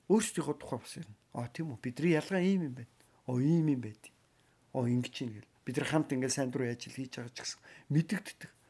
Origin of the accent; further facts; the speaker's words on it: Mongolia; би Ааз хүн, би Монгол хүн.